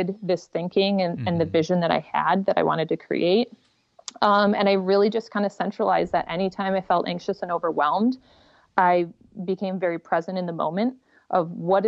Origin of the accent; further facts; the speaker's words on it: United States; I'm in America. I'm an American.